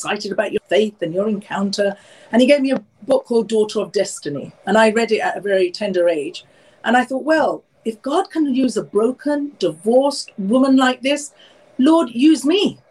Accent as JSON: {"language": "English", "region": "London", "country": "United Kingdom", "tie": "born or raised there", "said": "I'm born and raised in London, obviously from Indian heritage."}